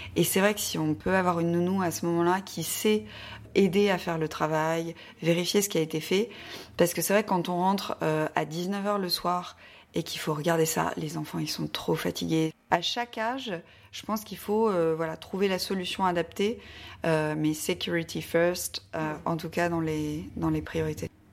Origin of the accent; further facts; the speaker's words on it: the North, Hauts-de-France, France; now in Paris, France; je viens du Nord, je ne suis pas du tout parisienne